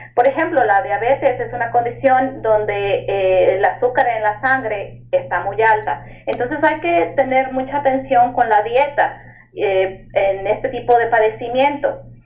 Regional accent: Mexico City, Mexico; moved away as an adult; now in New York, United States; yo nací y crecí en la Ciudad de México

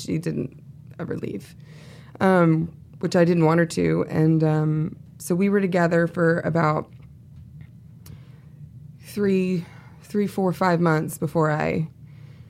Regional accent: the South, United States; I'm from the South

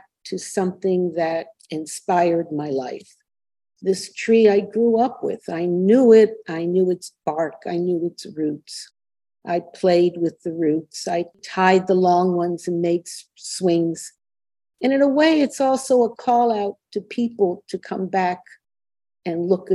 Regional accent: Miami Beach, Florida, United States; moved away; Miami Beach, where I grew up

